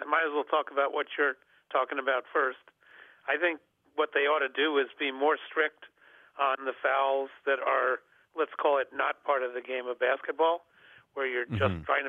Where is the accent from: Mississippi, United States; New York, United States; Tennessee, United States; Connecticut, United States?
New York, United States; was a Knicks fan, you know, growing up in New York.